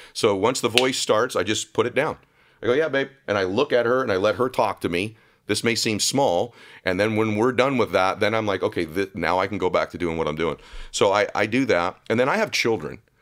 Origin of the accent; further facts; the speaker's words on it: Diamond Bar, California, United States; also born or lived in Boston; So I grew up in Southern California, grew up in a town called Diamond Bar